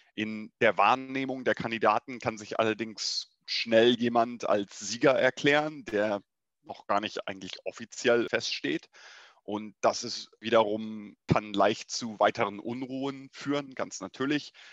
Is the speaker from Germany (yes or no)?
no; United States; ich würde gerne als der Amerikaner am Tisch